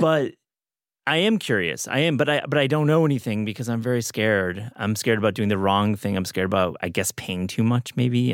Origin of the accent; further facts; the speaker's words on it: West Michigan, United States; I grew up in West Michigan, there's plenty of vineyards there